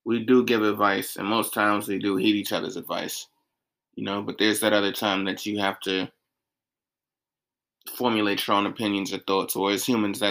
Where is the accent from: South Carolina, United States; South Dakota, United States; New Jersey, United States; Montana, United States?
South Carolina, United States; moved away; as a kid growing up in South Carolina